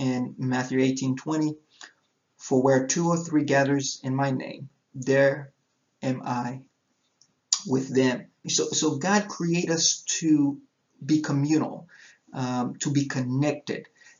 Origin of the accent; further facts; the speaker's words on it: Haiti; As I said, I was born and raised in Haiti, where my parents are church planters.